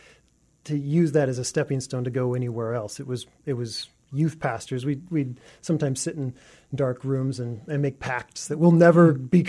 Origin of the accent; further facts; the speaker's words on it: Ferndale, Washington, United States; I grew up next to the Canadian border in Ferndale, Washington